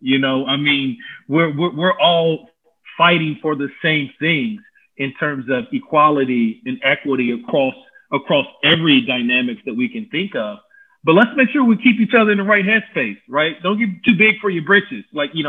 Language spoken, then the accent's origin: English; Louisville, Kentucky, United States; And I'm a Louisville cat. I grew up in Louisville.